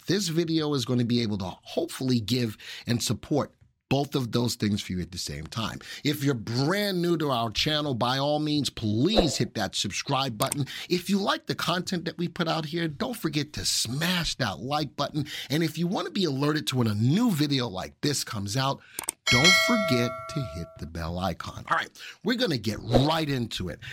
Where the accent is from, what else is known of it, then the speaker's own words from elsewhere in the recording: New York, United States; in my neck of the woods, I'm from New York.